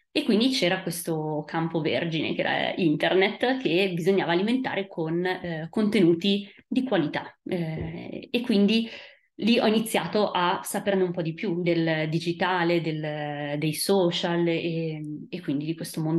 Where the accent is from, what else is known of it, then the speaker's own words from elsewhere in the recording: Italy; moved away; Eh, quindi per quel motivo io sono scappata dall'Italia e sono andata eh, in Francia, a Parigi, dove eh, ho appunto studiato storia della fotografia.